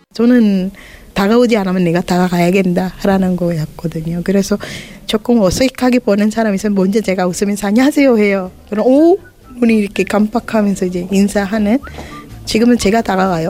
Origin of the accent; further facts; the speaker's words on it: Sri Lanka; Korean is a second language; moved away as an adult; now in South Korea; 스리랑카에서 왔고요. 한국에 온 지 17년 되는